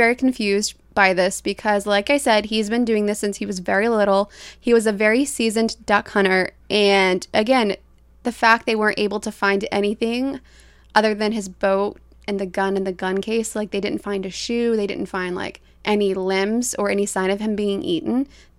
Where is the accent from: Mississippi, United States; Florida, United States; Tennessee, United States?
Florida, United States; we're from Florida, so.